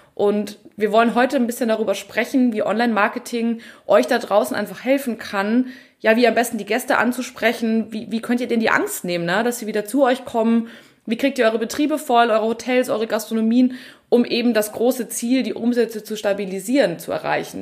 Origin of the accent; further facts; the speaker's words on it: Bavaria, Germany; bei uns in Bayern